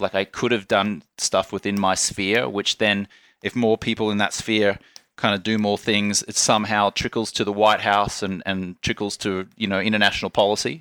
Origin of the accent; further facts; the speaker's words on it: Australia; accent: Australian; moved away; also born or lived in Ubud, Bali; I was born in Australia, I was raised an Australian citizen, and it was only recently I became a naturalized U S citizen.